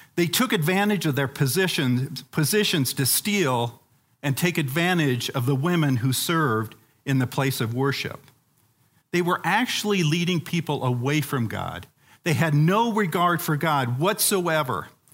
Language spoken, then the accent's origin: English; Uganda; moved away; When I was a kid growing up in Africa, um, in the country of Uganda